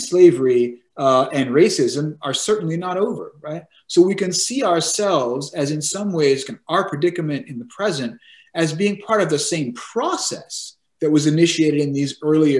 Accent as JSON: {"language": "English", "town": "San Diego", "region": "California", "country": "United States", "tie": "born or raised there", "said": "I grew up in San Diego, California"}